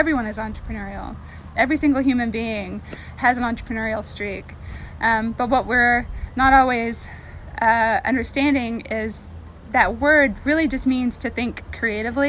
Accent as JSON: {"language": "English", "area": "Roane County", "region": "Tennessee", "country": "United States", "moved": "as an adult", "said": "When I first moved back home, I'm from this area originally. I'm from Roane County"}